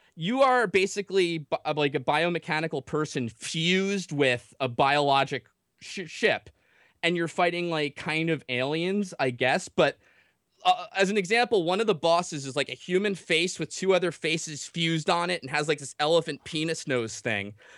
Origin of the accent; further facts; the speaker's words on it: New Jersey, United States; I'm from Jersey